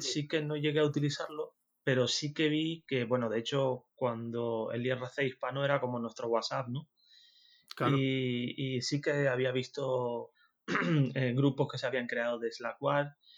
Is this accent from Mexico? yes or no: no; Tenerife, Canary Islands, Spain; accent: Canarian; moved away as an adult; now in Zaragoza, Spain; Soy de Tenerife, soy canario. No sé si lo notaréis en el acento.